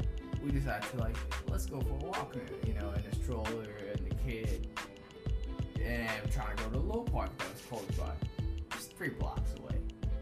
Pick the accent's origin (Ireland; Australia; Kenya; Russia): Kenya; Nairobi; now in Seattle, United States; I was born in Umoja.